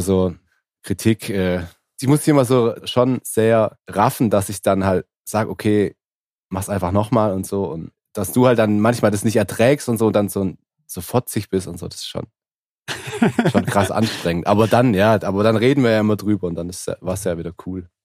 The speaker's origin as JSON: {"language": "German", "region": "Swabia", "country": "Germany", "said": "Ich als Schwabe"}